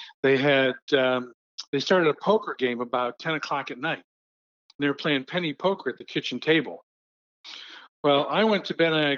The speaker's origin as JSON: {"language": "English", "town": "Cleveland", "region": "Ohio", "country": "United States", "tie": "born or raised there", "also_born_or_lived": "Sugar Land, Texas", "moved": "yes", "lives_now": "Houston, United States", "said": "Christmas in Cleveland was, we always went down with my mother's family"}